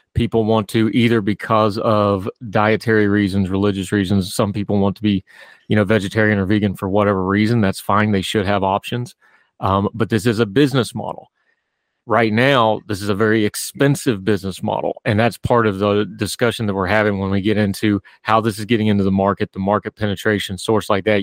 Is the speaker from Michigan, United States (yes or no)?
no; West Virginia, United States; I grew up in a culture. I'm from West Virginia it's a big hunting thing